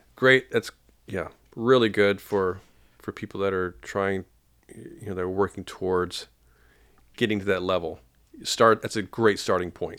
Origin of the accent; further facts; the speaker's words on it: Paducah, Kentucky, United States; I'm from Paducah, Kentucky.